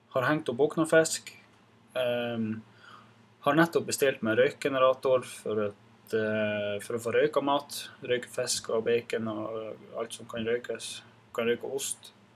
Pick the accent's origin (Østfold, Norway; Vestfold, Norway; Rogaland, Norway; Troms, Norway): Troms, Norway; Gamnes; also born or lived in Reinøya; Så jeg er født og oppvokst her på Gamnes